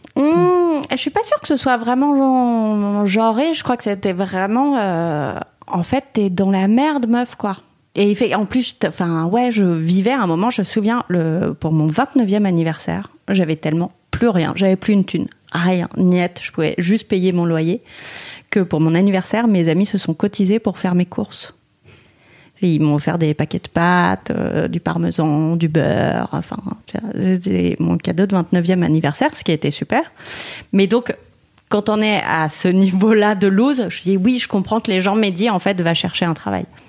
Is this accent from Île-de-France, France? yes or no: yes; Paris, Île-de-France, France; moi je suis parisienne, j'ai grandi à Paris, j'étais dans un arrondissement dégueulasse